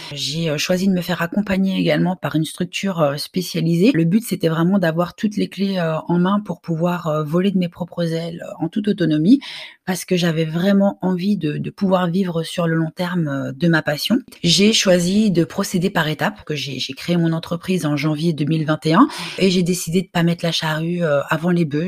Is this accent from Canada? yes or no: no; Brussels, Brussels-Capital Region, Belgium; je suis originaire de Belgique, je suis née à, Bruxelles